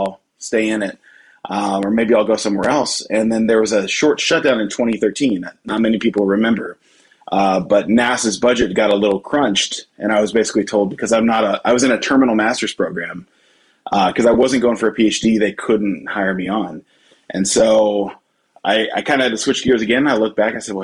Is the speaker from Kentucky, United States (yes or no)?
yes; Louisville, Kentucky, United States; moved away as an adult; also born or lived in Nashville, Tennessee; now in Burlington, New Jersey, United States; Born and raised in Louisville, Kentucky, which is where I am now for the holidays